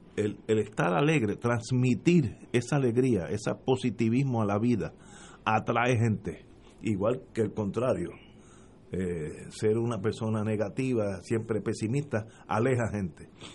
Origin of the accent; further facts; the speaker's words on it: Puerto Rico; somos todos puertorriqueños